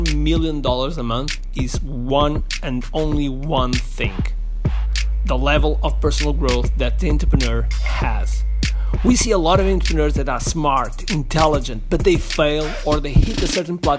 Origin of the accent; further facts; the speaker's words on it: Portugal; I'm from Portugal, and I consider myself as a world citizen.